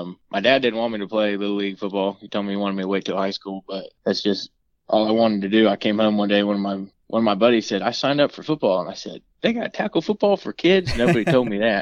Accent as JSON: {"language": "English", "town": "Melbourne", "region": "Florida", "country": "United States", "tie": "born or raised there", "said": "I was born in Melbourne, Florida"}